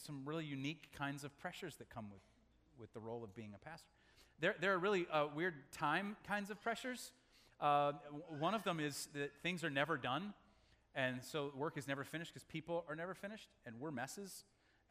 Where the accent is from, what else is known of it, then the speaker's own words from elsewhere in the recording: Omaha, Nebraska, United States; When I was a kid growing up in Omaha, Nebraska, in my elementary years